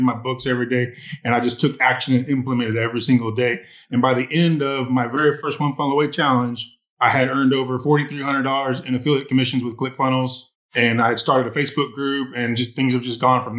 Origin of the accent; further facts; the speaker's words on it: Midlothian, Texas, United States; I am from the Dallas, Texas area, a little suburb right outside of Dallas called Midlothian